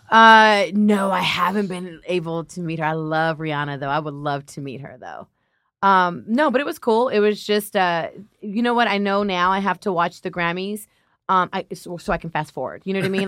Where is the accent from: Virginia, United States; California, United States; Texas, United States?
California, United States; Los Angeles; I'm a Latina. I'm from South L